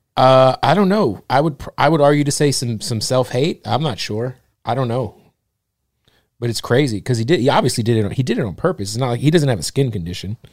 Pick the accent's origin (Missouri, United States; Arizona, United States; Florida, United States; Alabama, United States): Arizona, United States; Phoenix; I'm from Phoenix